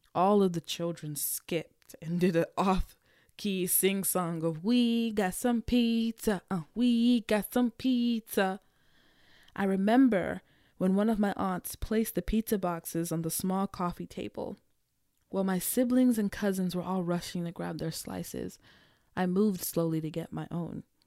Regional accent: Nigeria; being Nigerian

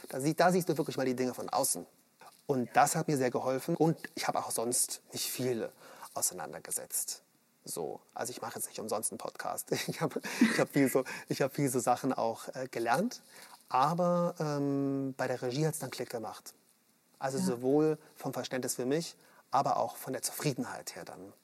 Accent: Munich, Bavaria, Germany; ich komme aus München

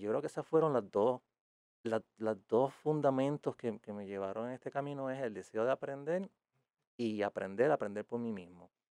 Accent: Aguada, Puerto Rico; yo soy de Aguada originalmente

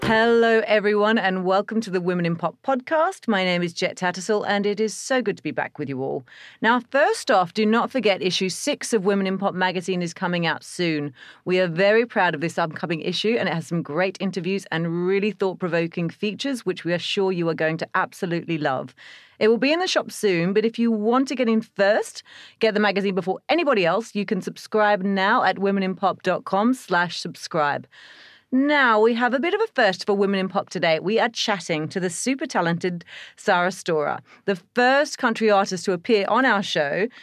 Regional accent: Australia; being Australian

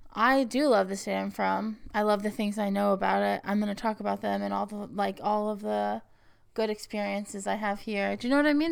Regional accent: Texas, United States; when I was growing up in Texas

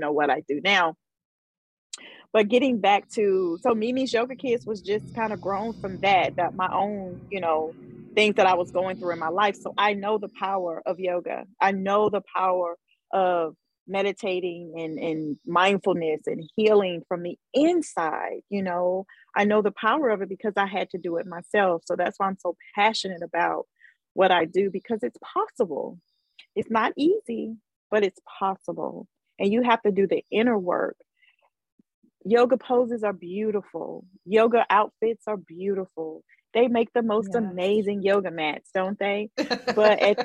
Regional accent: Mobile, Alabama, United States; moved away; it was in my hometown

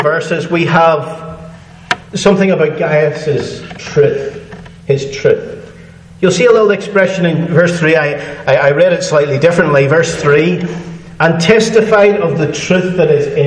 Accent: Northern Ireland, United Kingdom; I'm from Northern Ireland

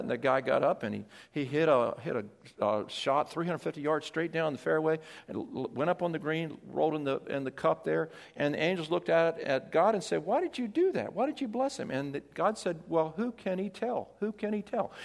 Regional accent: Delaware, United States; moved away; I was from Delaware

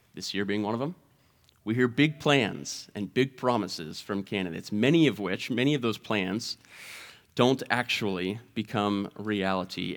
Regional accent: Mount Vernon, Ohio, United States; I grew up in Mount Vernon, Ohio

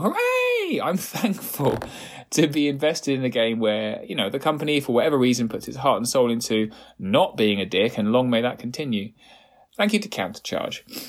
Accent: United Kingdom; I am British

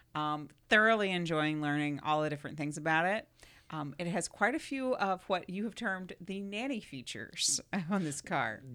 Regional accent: South Florida, United States; growing up in South Florida

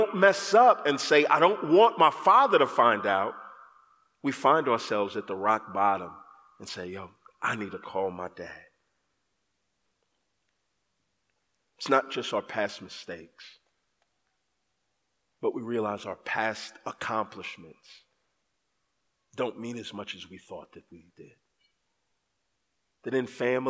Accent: Texas, United States; I grew up in Texas

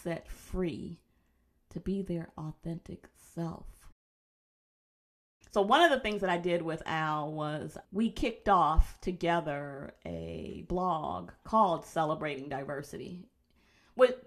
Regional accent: Detroit, Michigan, United States; moved away as an adult; also born or lived in New York; I'm from Detroit, I was in New York

